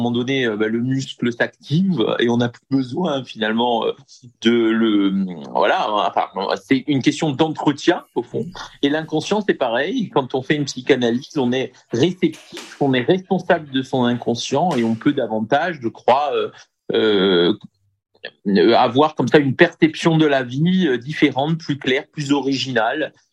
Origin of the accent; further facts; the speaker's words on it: Bastia, Corsica, France; je suis corse, originaire de Bastia.